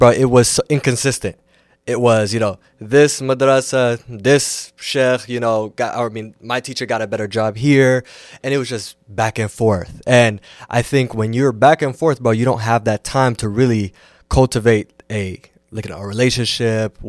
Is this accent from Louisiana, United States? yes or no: no; Seattle, Washington, United States; I'm from Seattle